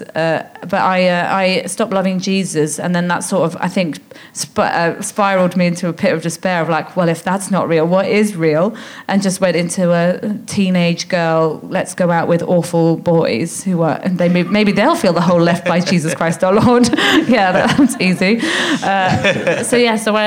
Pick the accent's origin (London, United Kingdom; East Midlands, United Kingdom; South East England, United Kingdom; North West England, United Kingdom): London, United Kingdom; born or raised there